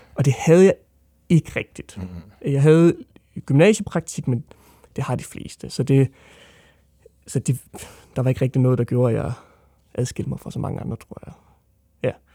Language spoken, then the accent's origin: Danish; Odense, Southern Denmark, Denmark; jeg er fra Odense